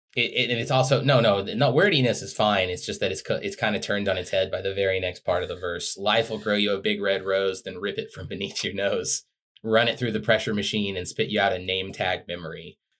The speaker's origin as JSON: {"language": "English", "country": "United States", "tie": "born or raised there", "said": "I grew up in America"}